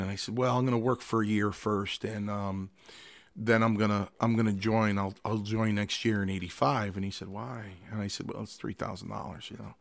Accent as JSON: {"language": "English", "town": "Milford", "region": "Connecticut", "country": "United States", "tie": "born or raised there", "also_born_or_lived": "Stamford, Connecticut"}